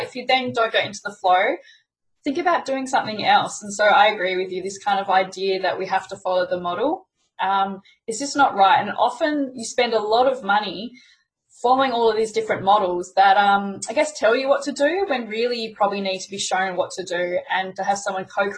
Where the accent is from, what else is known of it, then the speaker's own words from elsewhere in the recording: Melbourne, Victoria, Australia; accent: Aussie; I'm Australian with my Aussie accent